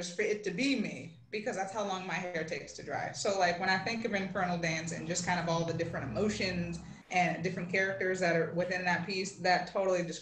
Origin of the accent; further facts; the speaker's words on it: Los Angeles, California, United States; now in Memphis, United States; So I'm based in Memphis, but I am originally from Los Angeles, California, but I got some Latin American roots